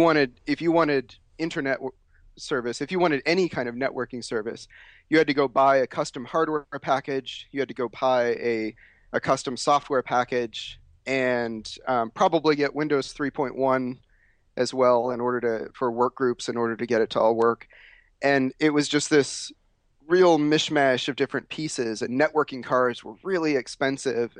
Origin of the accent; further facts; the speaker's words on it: Chicago, Illinois, United States; also born or lived in Oklahoma; I was born in Oklahoma, but then we moved to Illinois to the Chicago area when I was about three years old